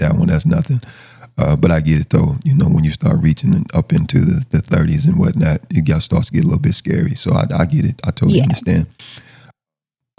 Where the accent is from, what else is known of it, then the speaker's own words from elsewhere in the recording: St. Louis, Missouri, United States; now in Atlanta, United States; I come from St. Louis. St. Louis is also a little different animal, you know. Yeah, we're a little rugged up there as well